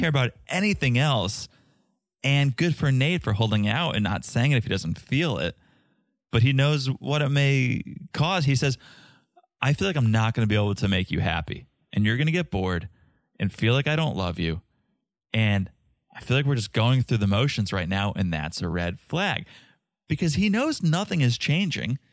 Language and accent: English; Connecticut, United States; moved away as an adult; also born or lived in Boston / New York; now in Florida, United States; I grew up in Connecticut. I went to school in Boston.